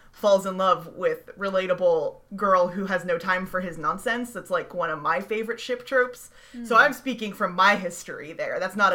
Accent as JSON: {"language": "English", "region": "the South", "country": "United States", "said": "Sarah and I are speaking as Southerners who are bad at being cold."}